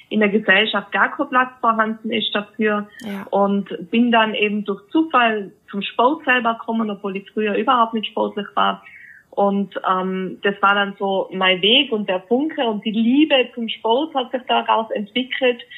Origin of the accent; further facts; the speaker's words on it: Innsbruck, Tyrol, Austria; ich komme ja aus Innsbruck, Österreich, wie du schon